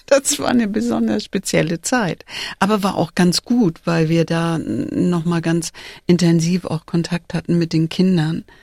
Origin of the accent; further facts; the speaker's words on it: Hamburg, Germany; now in Richmond; da wo ich herkomme und da wo ich jetzt bin. Also Hamburg-Altona und Richmond hier.